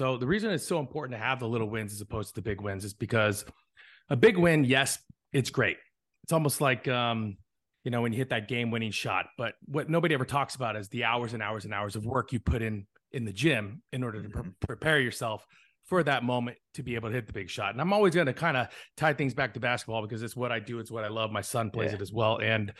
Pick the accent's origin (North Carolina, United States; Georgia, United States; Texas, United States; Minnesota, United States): Georgia, United States; Hinesville; born there; also born or lived in Europe / California / Arizona; I'm an Army brat. I was born in Hinesfield, Georgia. I lived in Europe. I lived in California, and I settled in Bisbee, Arizona, which is a really small town in the middle of Arizona next to the border.